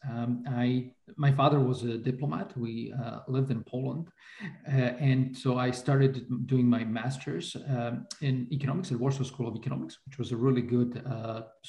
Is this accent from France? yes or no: no; Bratislava, Bratislava Region, Slovakia; I grew up in Slovakia under communism